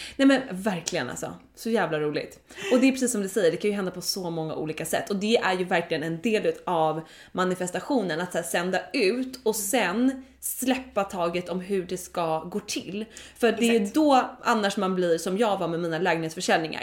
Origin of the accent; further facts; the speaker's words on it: Dalarö, Stockholm County, Sweden; vi kollade på hus på Dalarö där jag är uppvuxen